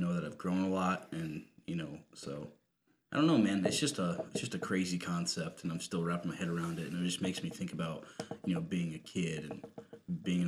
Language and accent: English; Rochester, United States; moved away; my hometown